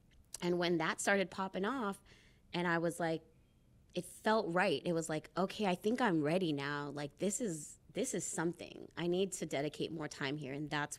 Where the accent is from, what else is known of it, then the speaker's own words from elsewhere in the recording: Philippines; More people need to know that this exists so that they can feel that pride in being Filipino too.